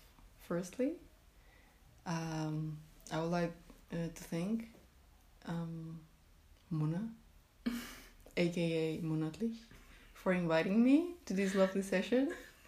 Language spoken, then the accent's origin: English; Colombia; English is a second language; now in Germany; I come from Colombian